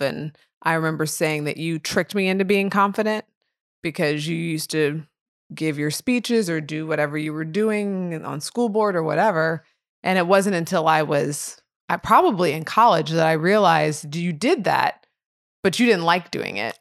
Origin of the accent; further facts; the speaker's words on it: Edwardsville, United States; I grew up in Edwardsville